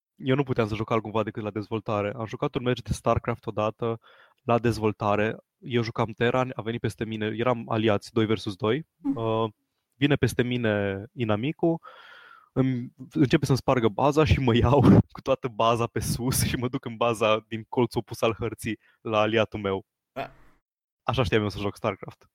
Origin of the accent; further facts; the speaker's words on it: Transylvania, Romania; accent: Transylvanian; Scuzați-mi accentul ardelenesc